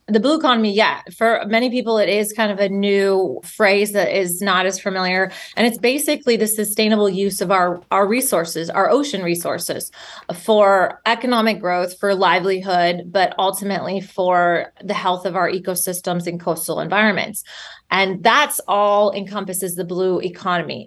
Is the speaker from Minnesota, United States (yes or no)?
yes; Minnesota, United States; moved away; I grew up in Minnesota, so landlocked